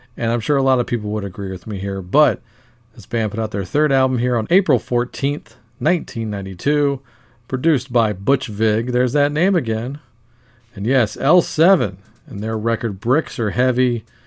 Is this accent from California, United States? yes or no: no; Louisiana, United States; moving all the way over from Denmark to my home state of Louisiana